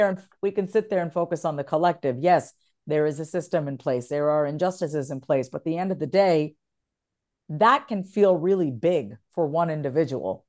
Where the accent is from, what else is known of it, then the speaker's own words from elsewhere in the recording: New York, United States; moved away as an adult; also born or lived in Kansas; now in Austin, United States; I'm originally a New Yorker, born and raised, but I've been here for ten years almost